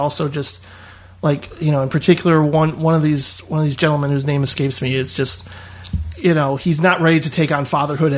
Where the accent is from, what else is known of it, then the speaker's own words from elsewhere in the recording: Indiana, United States; I would say so. Yeah. I mean, it wasn't like, you know, it was lower middle class, more or less